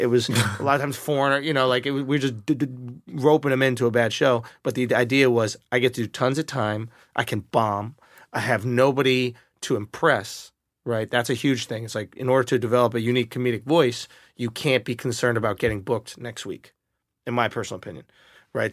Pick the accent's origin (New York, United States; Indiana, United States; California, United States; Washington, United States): New York, United States; I identify as a New Yorker